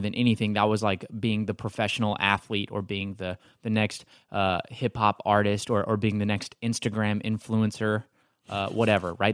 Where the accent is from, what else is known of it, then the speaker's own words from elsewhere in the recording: Texas, United States; now in Marietta, United States; I'm from Texas.